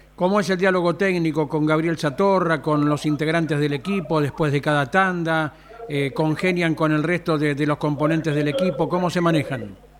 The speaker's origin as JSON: {"language": "Spanish", "town": "Lobería", "region": "Buenos Aires Province", "country": "Argentina"}